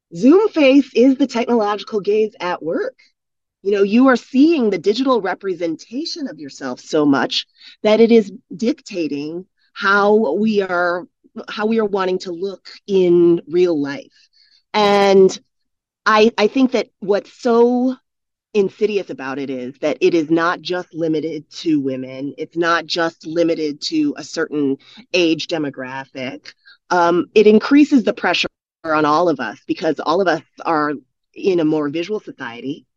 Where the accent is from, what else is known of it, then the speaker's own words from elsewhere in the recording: United States; moved away as an adult; also born or lived in South Korea; I come from the United States, grew up in the United States